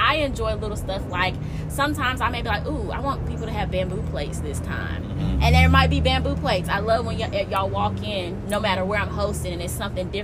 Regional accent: Alabama, United States; I'm from Alabama, so I'm very, very, very, very Southern

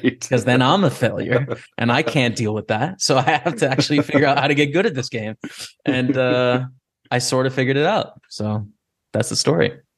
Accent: Lethbridge, Alberta, Canada; Lethbridge, Alberta is my hometown, uh, two hours south of Calgary

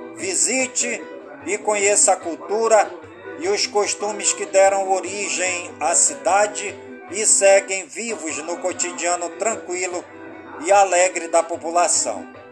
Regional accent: Careiro da Várzea, Amazonas, Brazil; Careiro da Várzea, minha cidade natal.

